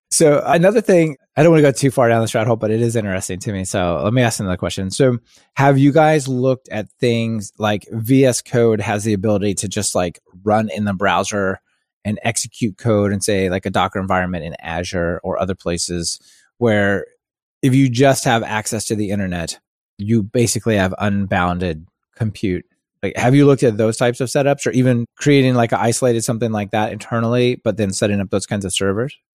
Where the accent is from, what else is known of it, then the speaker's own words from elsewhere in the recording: Kansas City, United States; I grew up in Kansas City